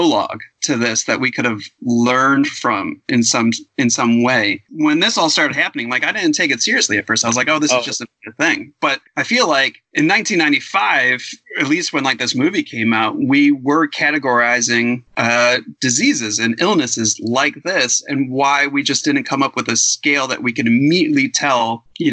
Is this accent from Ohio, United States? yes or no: yes; Cleveland, Ohio, United States; accent: Cleveland; my Cleveland accent